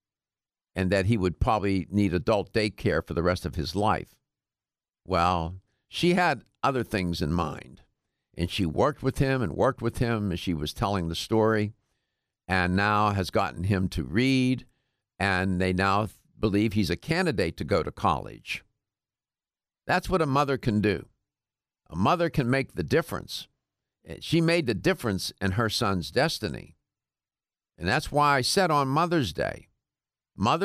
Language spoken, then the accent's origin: English; Pittsburgh, Pennsylvania, United States; I'm from Pittsburgh, but it's on the other side of the state